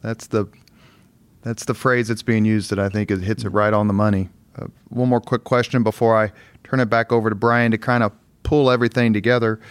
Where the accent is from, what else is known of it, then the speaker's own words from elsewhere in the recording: Indianapolis, Indiana, United States; growing up on the East Side